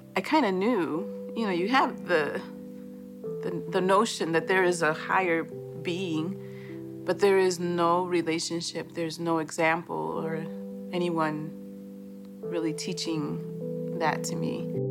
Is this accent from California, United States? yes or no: no; Chicago, Illinois, United States; also born or lived in Boston, Massachusetts; I was born in Boston. Uh, when I was two, we moved to Chicago after my parents had separated